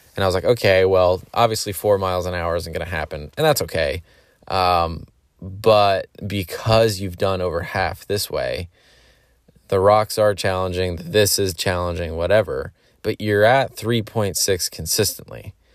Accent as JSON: {"language": "English", "region": "Pennsylvania", "country": "United States", "tie": "born or raised there", "said": "I grew up in Pennsylvania"}